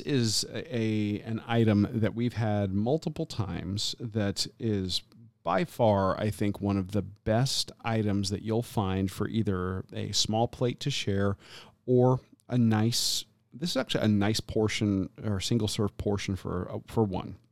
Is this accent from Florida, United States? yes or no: yes; Tampa, Florida, United States; now in Southwest Florida, United States; my hometown